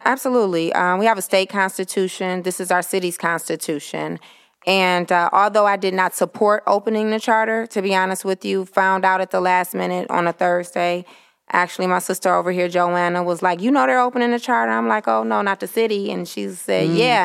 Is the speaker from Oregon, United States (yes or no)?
no; Detroit, Michigan, United States; native Detroiter, uh, born and raised on the West Side District, City Council District Two.